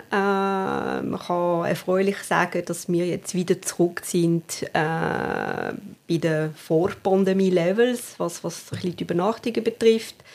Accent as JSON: {"language": "German", "region": "Valais", "country": "Switzerland", "tie": "born or raised there", "moved": "as an adult", "said": "Also ich bin am Fuß des Waldanivier aufgewachsen, in der Nähe von Sierre. Bin aber, äh, ja, glaub, mit 18,5 äh, habe ich das Wallis verlassen"}